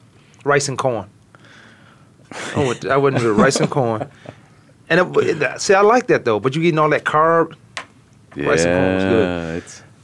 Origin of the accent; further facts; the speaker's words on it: Virginia, United States; And I'm from Virginia.